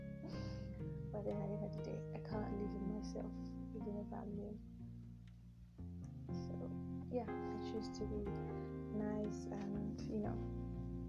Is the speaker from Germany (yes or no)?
no; Nigeria; accent: Nigerian